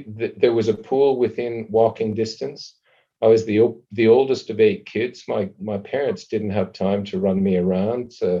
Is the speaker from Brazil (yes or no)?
no; Calgary, Alberta, Canada; I lived in Calgary in a relatively new housing development.